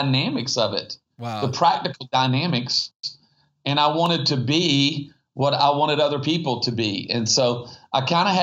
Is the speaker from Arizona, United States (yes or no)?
no; Myrtle Beach, South Carolina, United States; I grew up surfing on the East Coast. And that's awesome. You know, in Myrtle Beach, South Carolina